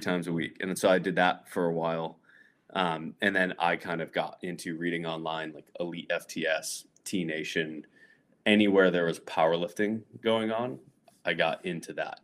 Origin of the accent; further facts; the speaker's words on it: north central Connecticut, United States; moved away as an adult; also born or lived in Providence, Rhode Island; I grew up, like, north central Connecticut